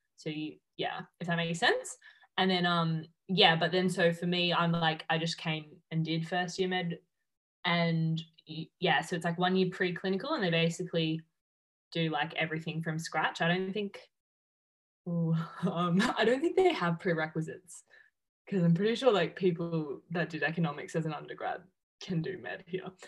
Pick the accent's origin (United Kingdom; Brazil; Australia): Australia; Melbourne, Victoria; moved away as an adult; now in Perth, Australia; I'm originally from Melbourne and I just moved to Perth um, in January this year